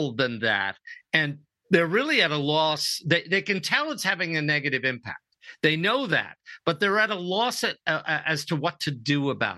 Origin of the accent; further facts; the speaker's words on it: New York, United States; also born or lived in Europe; now in San Diego, United States; I'm originally from New York